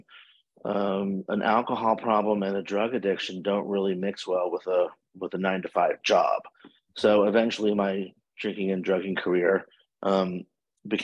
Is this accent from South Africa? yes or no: no; Washington, District of Columbia, United States; moved away as an adult; now in Fort Lauderdale, United States; I am originally from Washington, D.C., and I have been living in Fort Lauderdale, Florida, for about 32 years